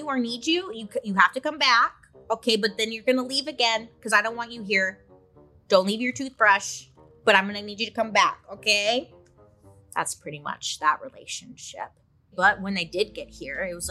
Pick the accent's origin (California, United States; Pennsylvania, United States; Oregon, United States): California, United States; Southern; growing up in Southern California